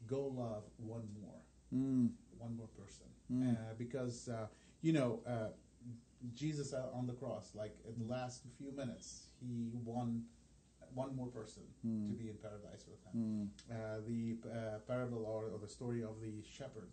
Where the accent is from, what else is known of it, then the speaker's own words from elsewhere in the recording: Lebanon; first language Arabic; English is a second language; now in Indianapolis, United States; I come from this from Lebanon